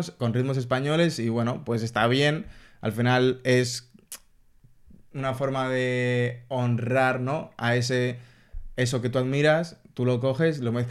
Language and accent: Spanish; Dominican Republic; accent: Dominican; now in Spain; yo aquí hablo con acento dominicano, en un contexto totalmente diferente a este, en el que yo no esté rodeada de personas cercanas o familiares